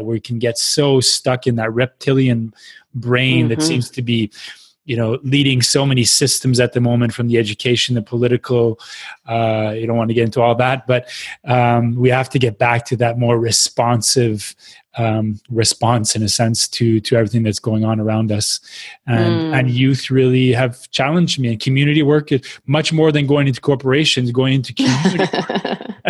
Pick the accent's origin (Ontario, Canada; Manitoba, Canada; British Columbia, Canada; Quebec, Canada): Quebec, Canada; Quebec City; moved away; also born or lived in Montreal; I come from Quebec City, which is pretty much 99% white.